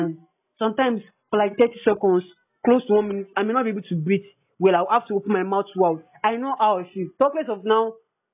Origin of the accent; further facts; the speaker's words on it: Nigeria; I'm a Nigerian